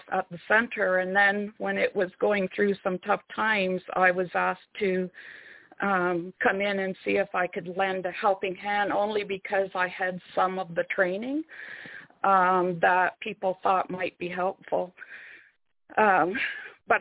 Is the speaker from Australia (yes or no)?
no; Sarnia, Ontario, Canada; I was born in Sarnia, Ontario, and there's three First Nation communities all around Sarnia. So I went to school